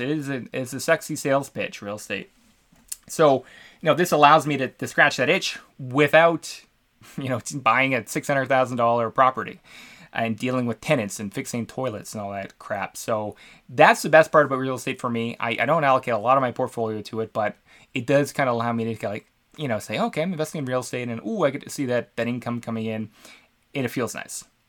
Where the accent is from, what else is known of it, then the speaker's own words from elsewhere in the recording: Canada; I'm from Canada